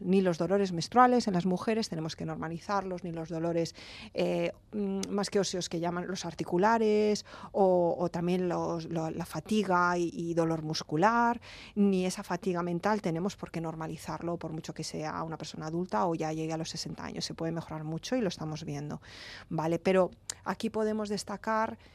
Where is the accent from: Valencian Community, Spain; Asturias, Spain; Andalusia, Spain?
Valencian Community, Spain; Alicante; yo que soy de Alicante